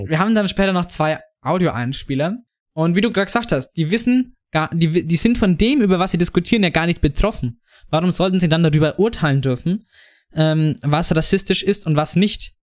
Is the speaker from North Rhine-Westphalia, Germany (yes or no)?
no; Franconia, Bavaria, Germany; der Jan und ich als Franken